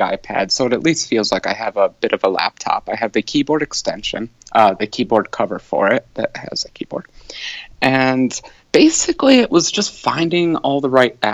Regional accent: United States; I'm American

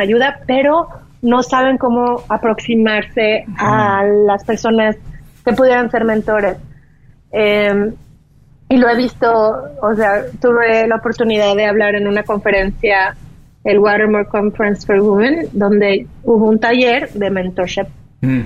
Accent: Mexico; moved away as an adult; also born or lived in Boston, United States; now in United States; lo que yo ya había aprendido mm. en México

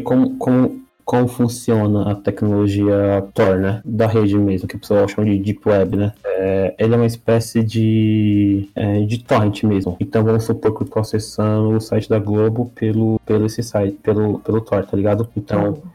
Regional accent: Northeast Region, Brazil; eu sou nordestino

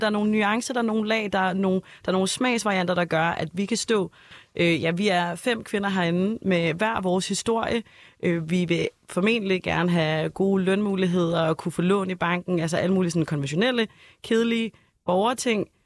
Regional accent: Copenhagen, Capital Region of Denmark, Denmark; Jeg er født og opvokset øh, på Østerbro

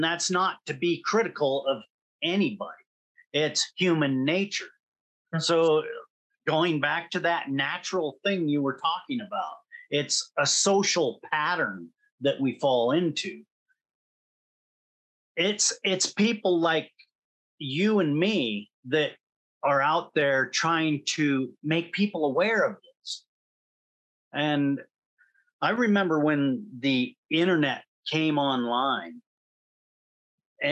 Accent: United States; I'm an American

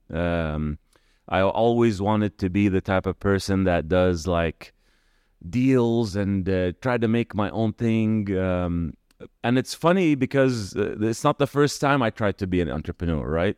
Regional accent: California, United States; moved away as an adult; also born or lived in Kuwait / United States (birthplace); now in Dubai, United Arab Emirates; then in nineteen ninety moved to California, and that's kinda where home became home

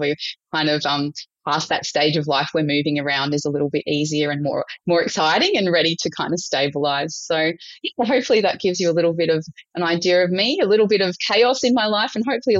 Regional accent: Brisbane, Queensland, Australia; born there; started my life in Queensland. So a number of different places in Queensland. I was born in Brisbane on the land of the Turrbal and Jagera people.

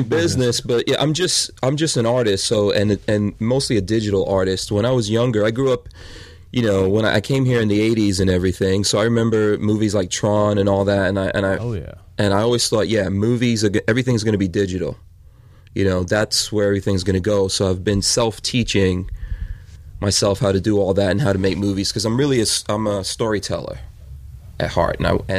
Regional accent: New York, United States; moved away as an adult; also born or lived in Guyana / Florida; I moved away from New York, where I grew up.

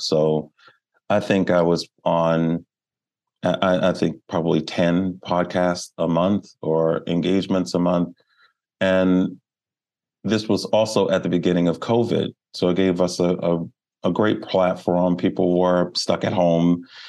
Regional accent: Baltimore, Maryland, United States; I am a Baltimore native. Um, I was born in Baltimore.

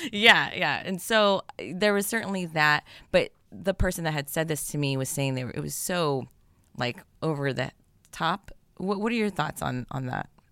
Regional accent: Bay Area, California, United States; we were both born in the Bay Area

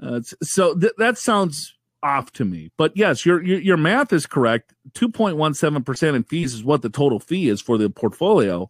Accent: Minnesota, United States; I'm from Minnesota

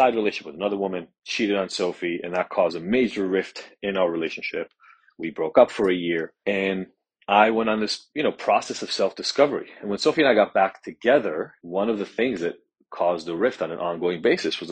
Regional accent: Israel; the apartment that I grew up in Israel

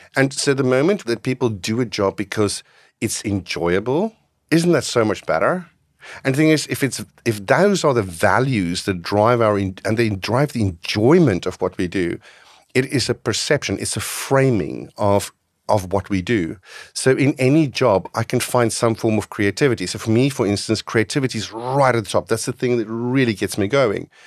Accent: North West, South Africa; now in Netherlands; I grew up in South Africa

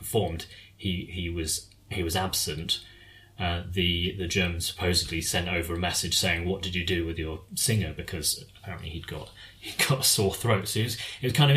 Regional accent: United Kingdom; as British people

